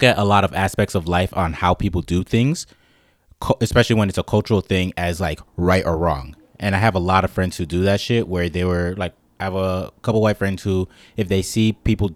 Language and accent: English; Colorado, United States; also born or lived in Bronx, New York; I was born in the Bronx, but then I was also raised in Colorado.